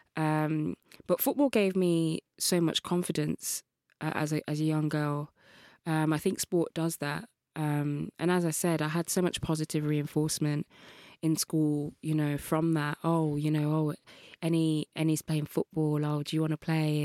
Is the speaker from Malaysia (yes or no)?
no; Birmingham, West Midlands, United Kingdom; I grew up in Birmingham, Kings Norton, Birmingham